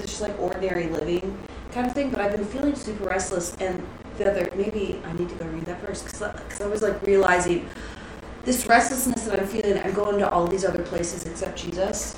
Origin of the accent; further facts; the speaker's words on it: Texas, United States; growing up in Texas that I grew up in, so this is my childhood home technically